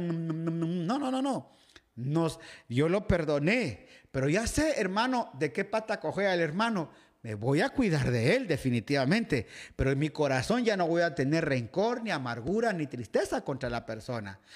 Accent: Guatemala; moved away; iglesia Betania, donde me crié allá en Guatemala

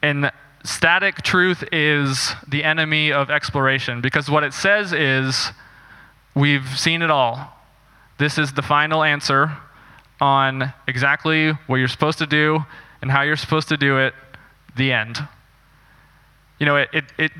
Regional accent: Northeast Texas, United States; I grew up in Texas as a missionary kid in a Christian ministry there for a lot of years.

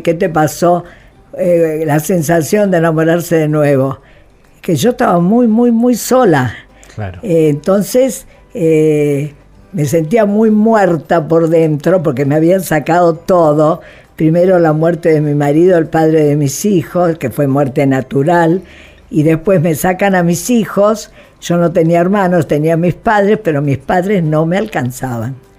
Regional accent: Buenos Aires, Argentina; moved away as an adult; also born or lived in Italy; la Argentina, es que es mi país, es donde nací. Aunque fui concebida en Italia, pero nací acá

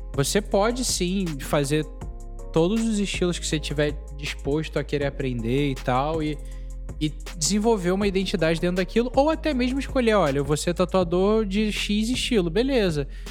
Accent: Brazil; a gente é brasileiro

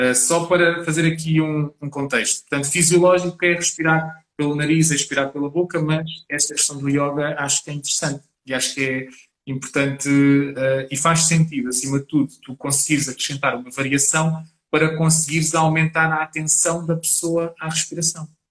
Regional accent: Portugal; eu como português

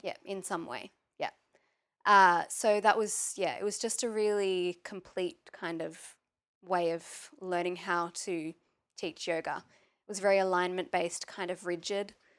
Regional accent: Maitland, New South Wales, Australia; I grew up in Maitland, which is about half an hour away from Newcastle

